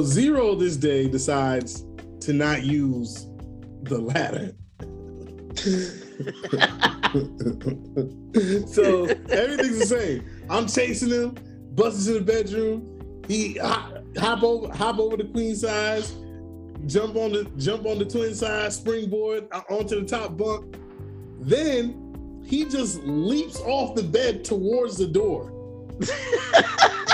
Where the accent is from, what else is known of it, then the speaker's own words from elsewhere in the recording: New York City, New York, United States; where we grew up in New York, we grew up in Brooklyn in this building.